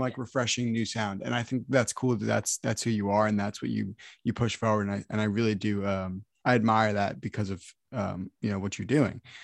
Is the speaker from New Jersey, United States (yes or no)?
yes; New Jersey, United States; I'm from New Jersey